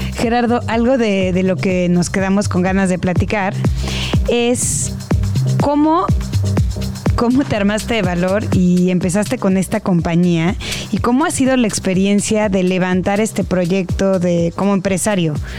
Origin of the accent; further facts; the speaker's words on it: Mexico; como mexicanos